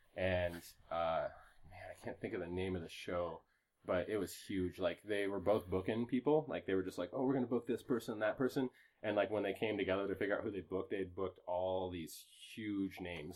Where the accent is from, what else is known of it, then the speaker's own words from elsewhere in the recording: Waterloo, Iowa, United States; moved away as an adult; also born or lived in Cedar Falls, Iowa; now in Colorado, United States; I was born in Cedar Falls, but I actually like grew up kind of in Waterloo